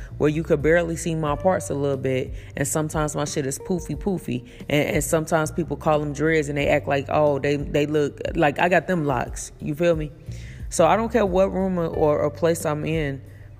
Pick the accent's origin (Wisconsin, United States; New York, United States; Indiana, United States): Indiana, United States; Elkhart, Gary; I'm from the projects. I'm from the ghetto. I'm from Elkhart, Indiana. I'm from Gary, Indiana